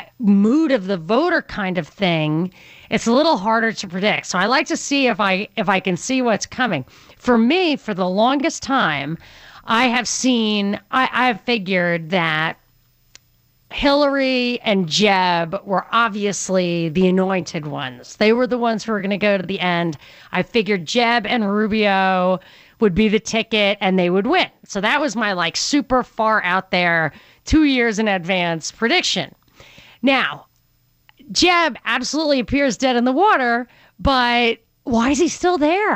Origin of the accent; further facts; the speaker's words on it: New York, United States; I grew up in New York.